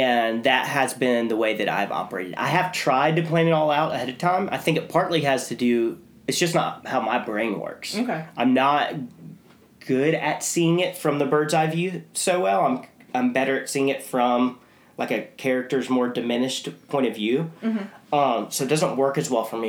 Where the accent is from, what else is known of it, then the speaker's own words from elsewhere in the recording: St. Simons Island, Georgia, United States; I grew up on St. Simon's